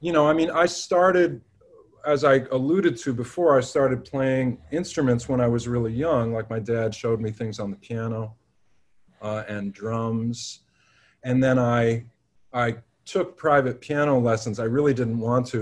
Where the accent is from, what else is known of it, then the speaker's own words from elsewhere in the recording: New York City, New York, United States; when I was growing up in Manhattan